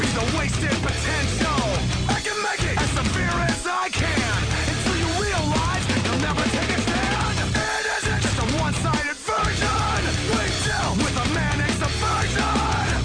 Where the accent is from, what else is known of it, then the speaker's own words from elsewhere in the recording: Iowa, United States; Growing up in Iowa